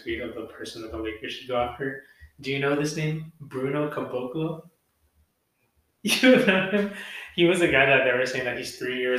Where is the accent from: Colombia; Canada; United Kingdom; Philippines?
Philippines; As Filipino people, we can't.